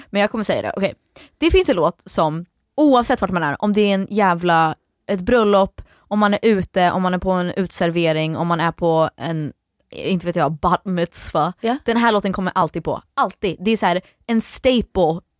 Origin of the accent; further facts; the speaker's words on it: Florida, United States; also born or lived in Sweden; Tänk att vi bor i Florida